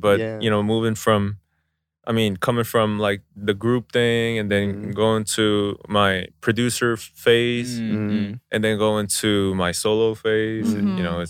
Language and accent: English; United States; moved away as an adult; now in South Korea; me being Korean American…